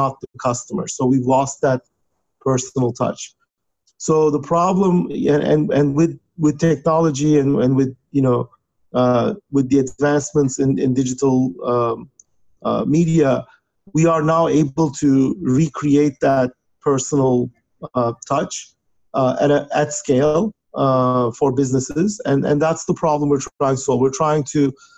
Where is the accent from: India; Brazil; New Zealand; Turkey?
Turkey; moved away as an adult; now in United States; I was born and raised in Turkey, where I got my undergraduate degree. And then I came to United States to do my PhD